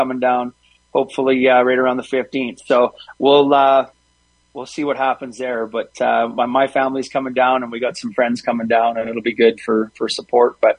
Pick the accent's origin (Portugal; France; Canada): Canada